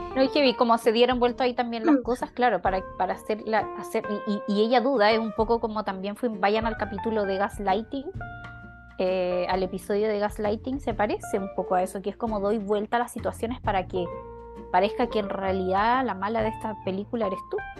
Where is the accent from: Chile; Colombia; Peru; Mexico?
Chile; moved away; sociedades como las nuestras, como la chilena